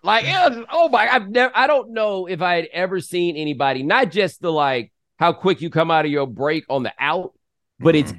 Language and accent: English; Texas, United States; I'm from Texas